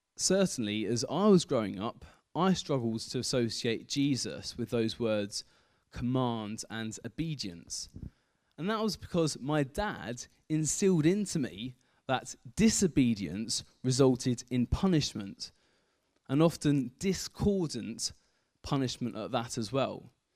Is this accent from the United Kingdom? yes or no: yes; Kent, South East England, United Kingdom; moved away as an adult; also born or lived in Aldridge; I grew up in Kent, spent the first eighteen years of my life in Kent